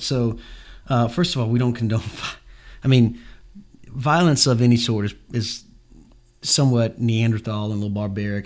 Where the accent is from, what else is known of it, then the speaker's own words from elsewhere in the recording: Jacksonville, Florida, United States; Jacksonville, my hometown